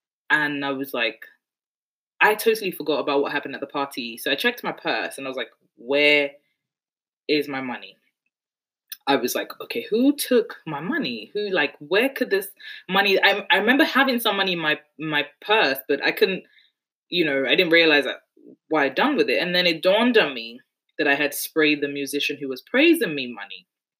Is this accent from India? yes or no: no; Nigeria; now in United Kingdom; We like to show off just because we're Nigerian, we're Yoruba. It's what we do.